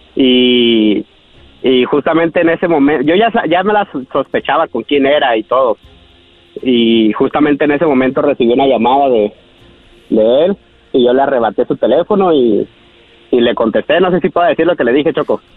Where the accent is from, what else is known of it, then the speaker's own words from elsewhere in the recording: Tijuana, Baja California, Mexico; now in United States; soy de Tijuana